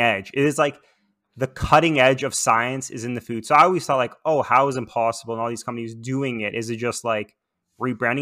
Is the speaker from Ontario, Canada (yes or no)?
yes; Toronto, Ontario, Canada; moved away as an adult; also born or lived in Vancouver; when moving to Vancouver, I'm from Toronto, I guess originally or natively